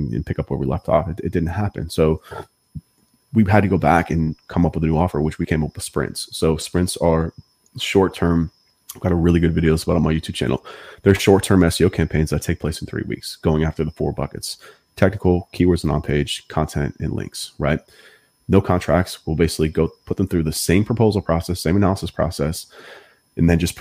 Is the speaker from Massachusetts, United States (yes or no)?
yes; Massachusetts, United States; I'm from Massachusetts